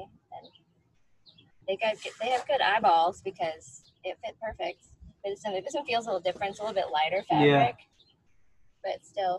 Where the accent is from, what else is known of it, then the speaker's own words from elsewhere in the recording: Turkey; born there; And the reason he bought me this one is because I was born in Turkey.